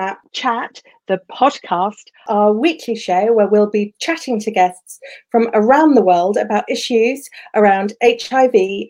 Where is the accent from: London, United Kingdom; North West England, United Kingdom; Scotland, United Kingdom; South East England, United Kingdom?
London, United Kingdom; Croydon; I'm from Croydon